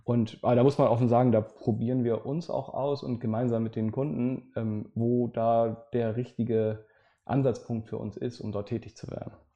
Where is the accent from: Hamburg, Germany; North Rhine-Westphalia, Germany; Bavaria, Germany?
Hamburg, Germany; Ich äh, bin gebürtiger Hamburger, insofern uns trennen nur ein paar Kilometer hier in der Stadt